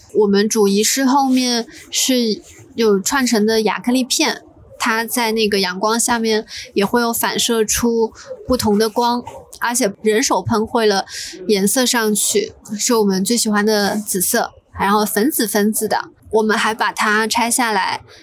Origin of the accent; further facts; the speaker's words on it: Zhejiang, China; now in Hong Kong; 我的家乡浙江